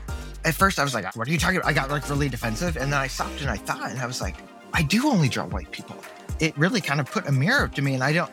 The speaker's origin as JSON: {"language": "English", "region": "Midwest", "country": "United States", "tie": "born or raised there", "said": "I grew up primarily in the Midwest? That's the culture. That's what I grew up around."}